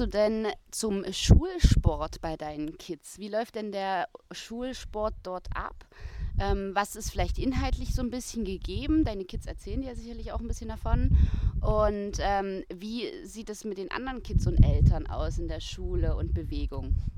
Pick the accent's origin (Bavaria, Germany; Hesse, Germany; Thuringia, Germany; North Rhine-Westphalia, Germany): Thuringia, Germany; in Thüringen, wo ich herkomme, wo ich auch studiert habe